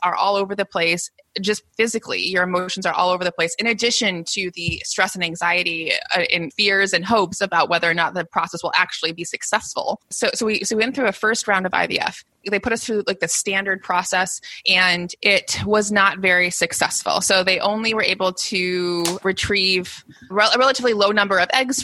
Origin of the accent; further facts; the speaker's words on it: United States; I'm American